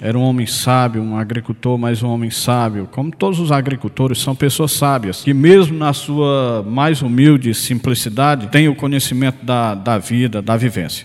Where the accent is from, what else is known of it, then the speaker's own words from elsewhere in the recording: Irauçuba, Ceará, Brazil; also born or lived in Itapajé; sou irauçubense, nascido em Irauçuba